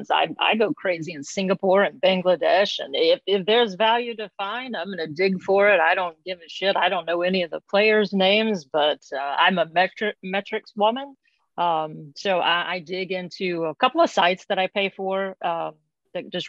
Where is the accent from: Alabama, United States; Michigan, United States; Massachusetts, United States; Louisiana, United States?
Alabama, United States; I'm from the Gulf Coast of Alabama, so I'm a huge not bandwagoner, but huge Crimson Tide fan.